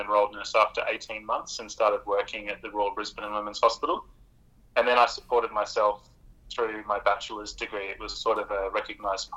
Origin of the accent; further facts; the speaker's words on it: Norfolk Island; now in Rockhampton, Australia; I grew up in a very small place called Norfolk Island